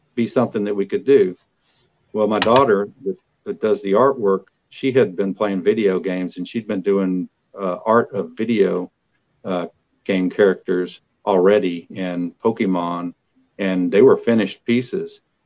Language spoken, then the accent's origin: English; Kilgore, Texas, United States; I was from Kilgore